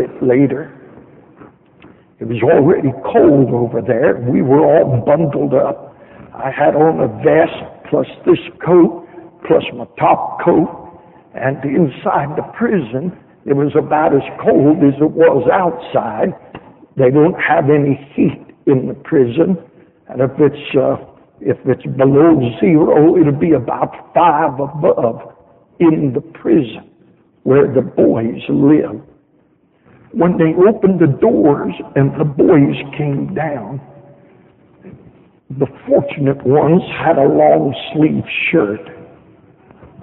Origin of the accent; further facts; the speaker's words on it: United States; we're from America.